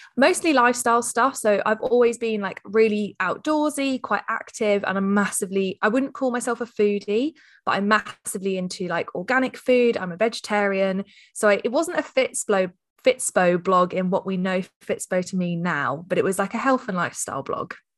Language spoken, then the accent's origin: English; Hampshire, South East England, United Kingdom; I hail from the Shire, which I'm sure anyone that lives in any of the shires calls it the Shire. So Hampshire is where I'm current, coming to you from today